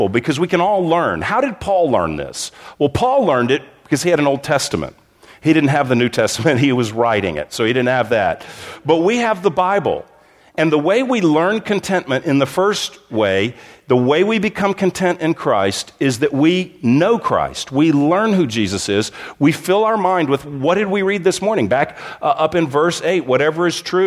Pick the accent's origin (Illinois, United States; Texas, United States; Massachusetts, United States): Texas, United States; moved away as an adult; also born or lived in Southern California; My wife and I, we grew up in Texas, but we spent almost two decades in Southern California